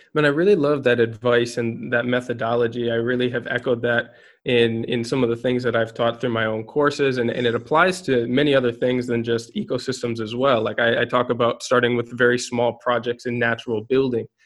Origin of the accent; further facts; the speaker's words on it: Minnesota, United States; also born or lived in Guatemala; now in Spain; I am based in Spain, though I'm from Minnesota